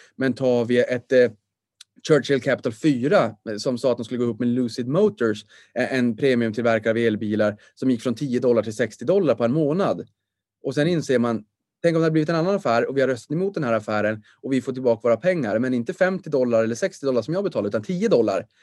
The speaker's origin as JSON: {"language": "Swedish", "town": "Boden", "region": "Norrbotten County", "country": "Sweden", "tie": "born or raised there", "also_born_or_lived": "Stockholm", "accent": "Norrland", "moved": "yes", "said": "Jag är född på BB Boden."}